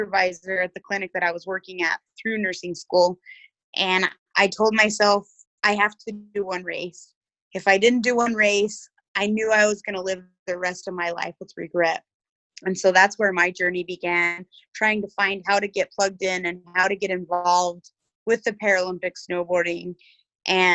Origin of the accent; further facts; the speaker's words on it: New Mexico, United States; I was raised in New Mexico